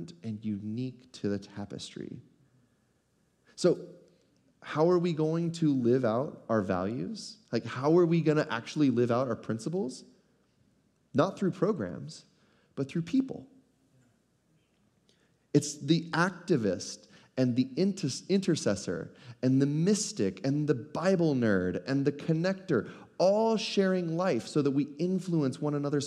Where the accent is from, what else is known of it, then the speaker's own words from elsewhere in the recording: United States; as American Christians